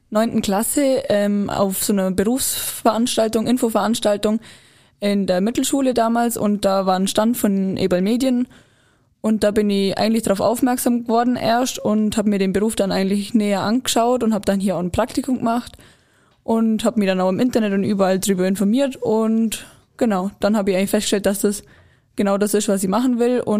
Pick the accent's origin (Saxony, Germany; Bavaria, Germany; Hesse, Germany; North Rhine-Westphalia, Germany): Bavaria, Germany; Immenstadt; bin aus Immenstadt und bin 19 Jahre alt